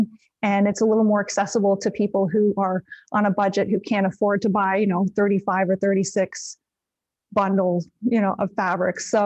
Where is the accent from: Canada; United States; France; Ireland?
Canada; I'm Canadian